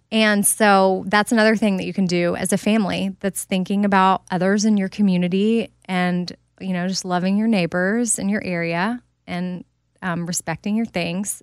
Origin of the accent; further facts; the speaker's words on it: Texas, United States; also born or lived in Haiti; I'm from Texas